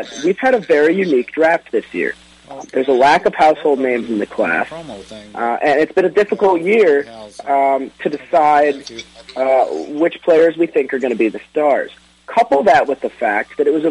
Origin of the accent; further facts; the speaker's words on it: Detroit, Michigan, United States; my hometown Detroit